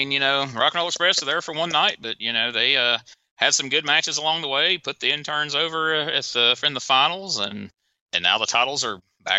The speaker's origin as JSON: {"language": "English", "region": "Mississippi", "country": "United States", "tie": "born or raised there", "said": "growing up in Mississippi"}